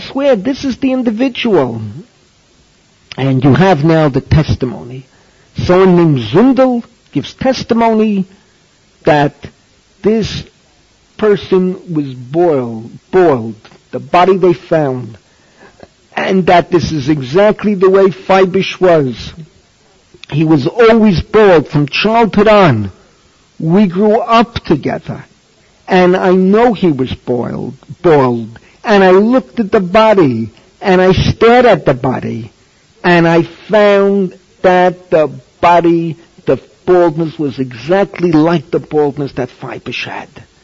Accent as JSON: {"language": "English", "town": "New York City", "region": "New York", "country": "United States", "tie": "born or raised there", "moved": "yes", "said": "when I was growing up in the Bronx"}